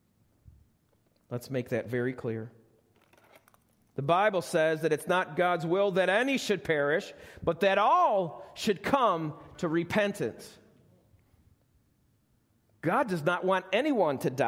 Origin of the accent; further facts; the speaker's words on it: United States; I'm an American